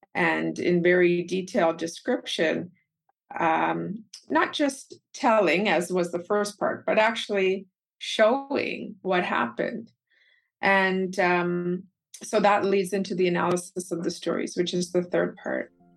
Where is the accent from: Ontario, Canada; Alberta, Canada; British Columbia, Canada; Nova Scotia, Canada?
Alberta, Canada; Calgary; I was born and raised in Calgary, Alberta, Canada, and both of my parents are native Keralites from Kerala, India